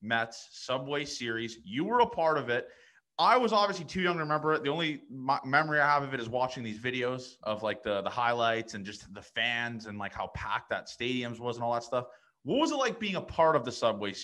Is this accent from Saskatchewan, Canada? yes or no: no; Toronto, Ontario, Canada; I'm from Toronto.